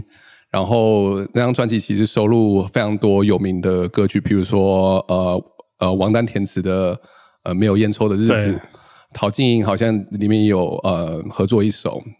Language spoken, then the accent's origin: Chinese; Taichung, Taiwan; 我是台中人嘛